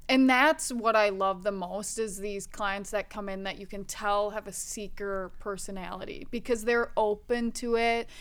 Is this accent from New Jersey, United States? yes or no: no; Wisconsin, United States; I grew up in the Midwest, Wisconsin